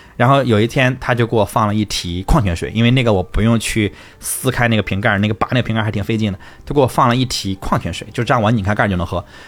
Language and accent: Chinese; northern China, China; 我是北方人嘛